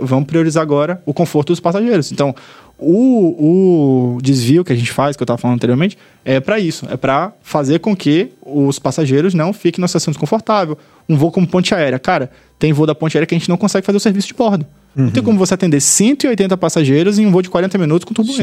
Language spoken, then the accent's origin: Portuguese; Salvador, Bahia, Brazil; also born or lived in Australia; Eu sou de Salvador, morei no, estudei no boa parte da minha vida